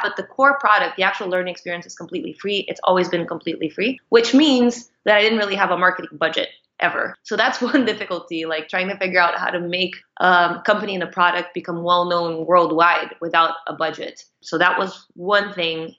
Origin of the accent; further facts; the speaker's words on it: Brazil; moved away as an adult; now in United States; I'm Brazilian. I've been living in the US for the past 10 years ish